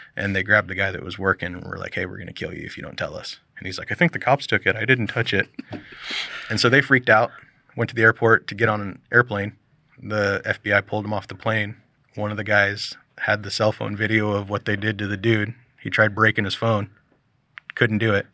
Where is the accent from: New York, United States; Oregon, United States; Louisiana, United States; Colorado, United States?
Oregon, United States; Milwaukie; also born or lived in The Dalles, Oregon; I grew up in Milwaukee, down here, this area, and moved there